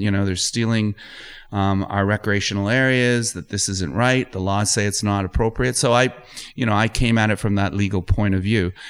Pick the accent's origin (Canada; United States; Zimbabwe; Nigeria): Canada; Kitchener, Ontario; I grew up in Kitchener